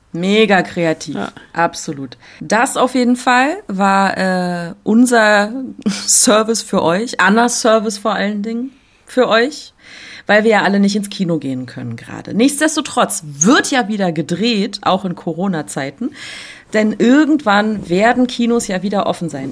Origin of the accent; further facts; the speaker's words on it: Berlin, Germany; accent: Berliner Dialekt; meinen Berliner Dialekt